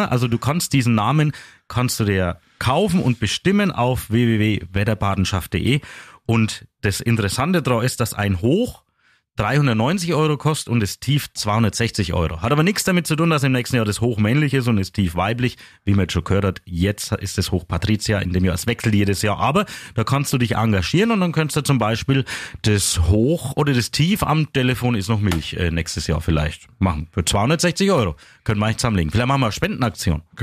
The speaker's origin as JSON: {"language": "German", "town": "Coburg", "region": "Bavaria", "country": "Germany", "said": "Ich komme ja aus Coburg und nicht aus Neustadt."}